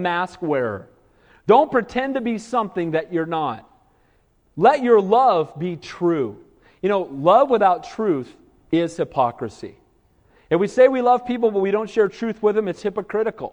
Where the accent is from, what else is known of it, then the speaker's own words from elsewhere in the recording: Southern California, United States; I grew up in Southern California